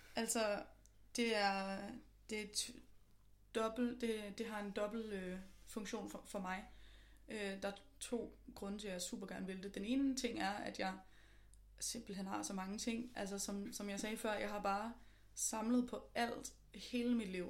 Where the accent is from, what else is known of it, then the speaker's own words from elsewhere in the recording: just north of Copenhagen, Capital Region of Denmark, Denmark; now in Copenhagen, Denmark; jeg er fra lige nord for København, men jeg bor også i København nu.